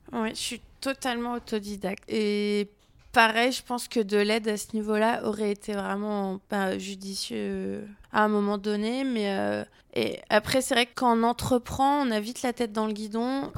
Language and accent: French; near Avignon, Provence-Alpes-Côte d'Azur, France; moved away as an adult; now in Lyon, France; je suis originaire près d'Avignon